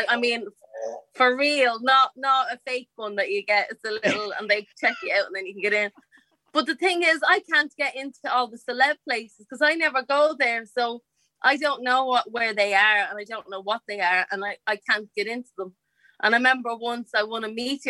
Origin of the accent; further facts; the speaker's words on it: Dublin, Leinster, Ireland; I grew up in a place called the Liberties